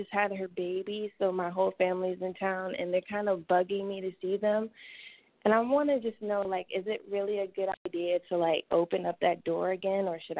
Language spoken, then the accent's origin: English; New York, United States; Oh, I'm from New York. I have to keep a little piece of home with me.